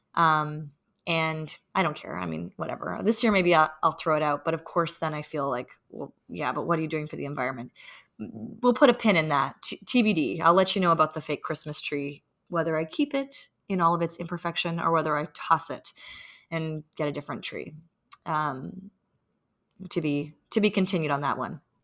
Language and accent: English; Canada; now in New York City, United States; We live in New York City and we are Canadian